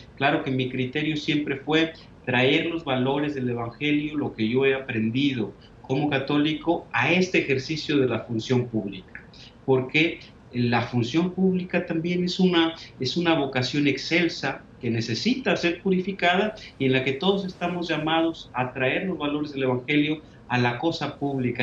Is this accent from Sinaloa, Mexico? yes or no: no; Tepatitlán, Jalisco, Mexico; moved away as an adult; now in San Antonio, United States; He nacido entonces en este lugar eh, de una familia eh, sencilla